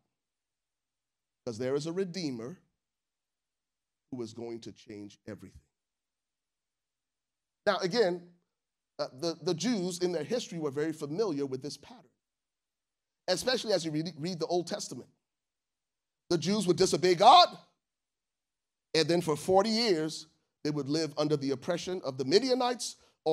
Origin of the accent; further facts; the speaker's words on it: Liberia; moved away; I'm from Liberia